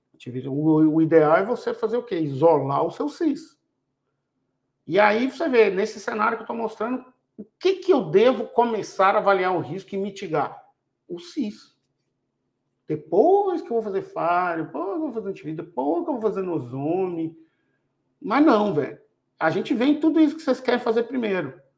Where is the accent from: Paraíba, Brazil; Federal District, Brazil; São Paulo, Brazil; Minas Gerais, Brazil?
Minas Gerais, Brazil; eu sou mineiro